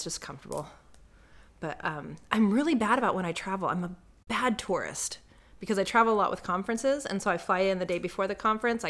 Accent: Los Angeles, California, United States; also born or lived in Daytona Beach, Florida; now in Alaska, United States; I grew up in LA, so it's that hood rat in me every once in a while.

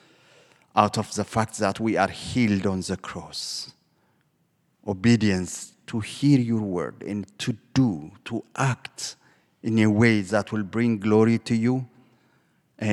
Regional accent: Ethiopia; moved away; I am originally from Ethiopia

